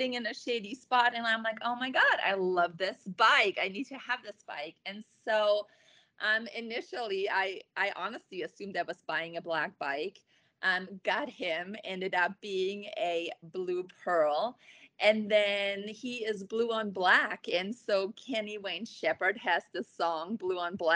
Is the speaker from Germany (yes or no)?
yes; Germany; now in Kuna, United States; I grew up in Germany